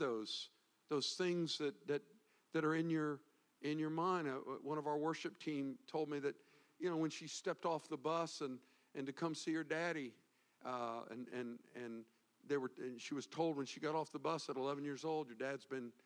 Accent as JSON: {"language": "English", "region": "the South", "country": "United States", "tie": "born or raised there", "lives_now": "Florida, United States", "said": "growing up in the South"}